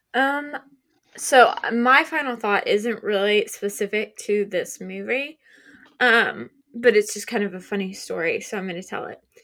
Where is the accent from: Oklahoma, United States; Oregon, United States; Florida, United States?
Oklahoma, United States; we're from Oklahoma